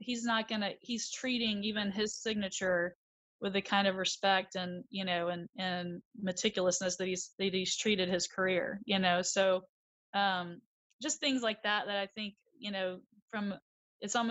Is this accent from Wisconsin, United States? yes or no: no; Atlanta, Georgia, United States; Getting to play in the old Fulton County Stadium, that was the Brave Stadium. That was huge. I, you know, that's my hometown.